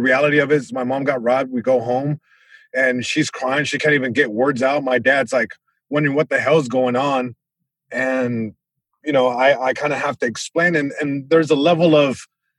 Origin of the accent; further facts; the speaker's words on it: Long Beach, California, United States; I grew up in Eastside Long Beach.